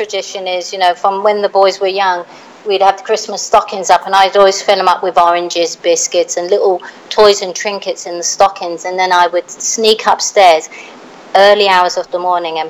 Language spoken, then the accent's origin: English; London, United Kingdom; moved away as an adult; now in United States; I'm originally from London, England, and I came to the States in my 20s.